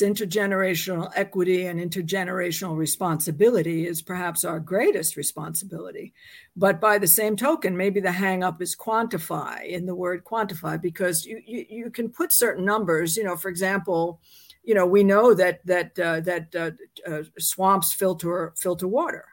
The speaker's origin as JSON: {"language": "English", "town": "New York City", "region": "New York", "country": "United States", "tie": "born or raised there", "said": "I was born in New York City, um, I went to public schools"}